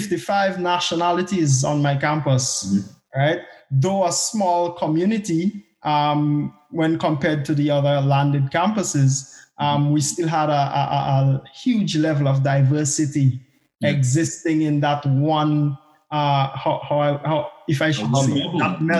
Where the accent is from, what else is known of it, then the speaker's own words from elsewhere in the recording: Grenada; moved away as an adult; also born or lived in Barbados; now in Scotland, United Kingdom; I was born in Grenada. So I am Grenadian, but I more like to think of myself as a CARICOM national. I grew up in Grenada